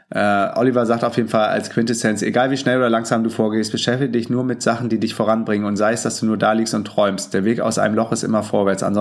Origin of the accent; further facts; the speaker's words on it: Hamburg, Germany; Ich komme auch aus Hamburg, vielleicht können wir uns ja mal treffen.